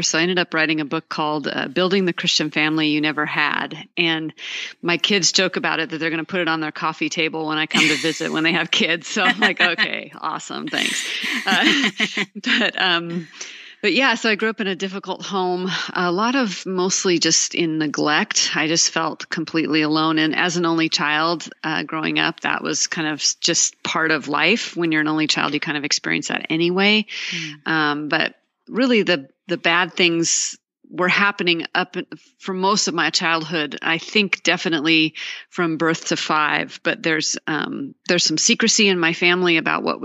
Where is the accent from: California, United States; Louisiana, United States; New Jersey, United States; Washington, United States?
Washington, United States; Seattle; now in Dallas, United States; I grew up in the Seattle area